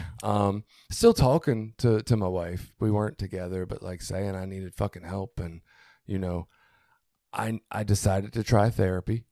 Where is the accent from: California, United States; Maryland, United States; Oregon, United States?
Maryland, United States; Baltimore; moved away as an adult; now in Cecil County, United States; growing up in Baltimore